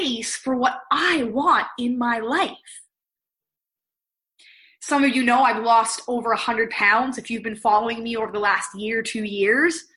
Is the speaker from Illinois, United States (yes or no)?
no; Pennsylvania, United States; moved away as an adult; also born or lived in outside Toronto, Canada; now in Toronto, Canada; I am originally from Pennsylvania, married an amazing Canadian. So that's what took me to living here outside of Toronto